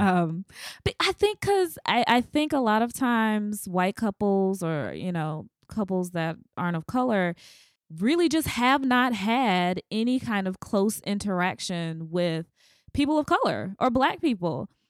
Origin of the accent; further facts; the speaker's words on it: the South, United States; I'm from the South